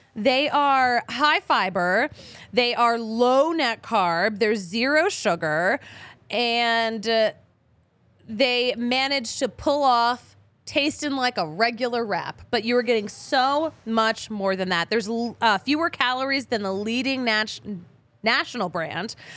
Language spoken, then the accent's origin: English; Philadelphia, Pennsylvania, United States; now in Denver, United States; I'm from Philly